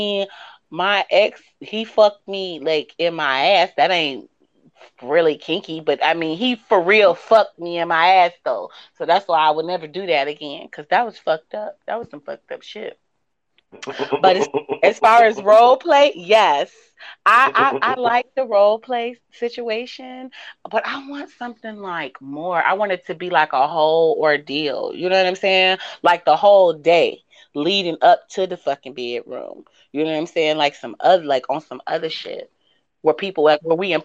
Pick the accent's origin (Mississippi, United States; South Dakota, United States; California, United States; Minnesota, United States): California, United States; Oakland; also born or lived in Midwest, near Chicago; now in near Chicago, United States; I am from Oakland, California, born and raised